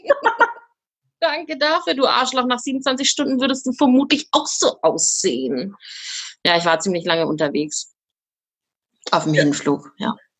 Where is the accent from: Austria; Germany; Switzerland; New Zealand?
Germany; wo ich herkomme und dann äh, Deutschland gesagt